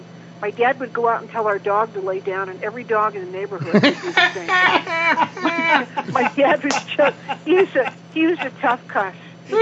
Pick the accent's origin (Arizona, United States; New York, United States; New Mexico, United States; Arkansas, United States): Arizona, United States; Sierra Vista; I grew up, my dad was stationed at Fort Huachuca, so I grew up in Sierra Vista and went to high school, Boyne High School in Sierra Vista